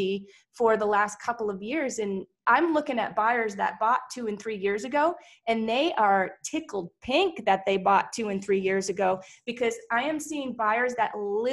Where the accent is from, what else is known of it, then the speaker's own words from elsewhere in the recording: East Coast, United States; moved away; We're from there.